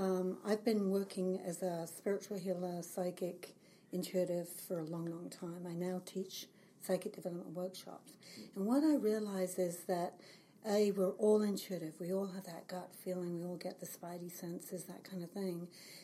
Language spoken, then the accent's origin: English; England, United Kingdom; moved away as an adult; now in Kelowna, Canada; Well, I've lived in the Lower Mainland for 35 years. I came from England when I was 30.